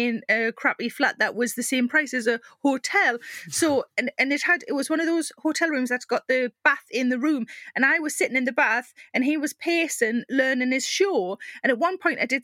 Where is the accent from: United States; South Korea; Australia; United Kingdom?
United Kingdom; South Shields, North East England; I'm from South Shields